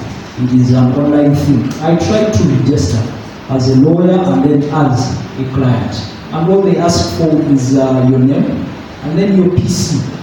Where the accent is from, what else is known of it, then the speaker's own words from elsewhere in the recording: Kenya; I'm a lawyer from Kenya.